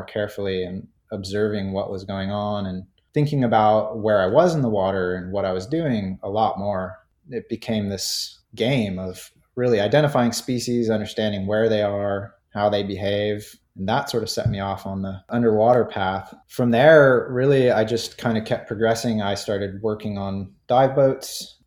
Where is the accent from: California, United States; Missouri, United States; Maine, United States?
California, United States; Santa Barbara; I grew up in Santa Barbara, California